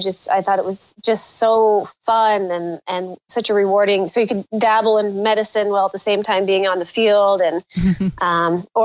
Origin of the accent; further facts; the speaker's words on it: Northern California, United States; moved away; we grew up in Northern California